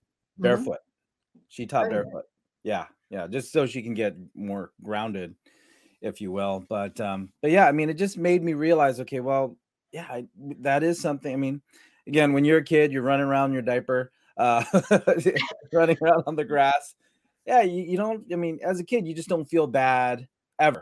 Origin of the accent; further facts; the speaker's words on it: San Diego, California, United States; growing up in San Diego or Southern California, we, you know, we'd wear flip-flops all day long